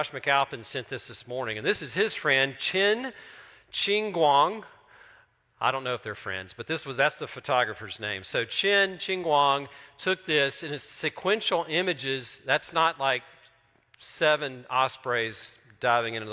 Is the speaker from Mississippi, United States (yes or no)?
yes; Terry, Mississippi, United States; I'm from Terry.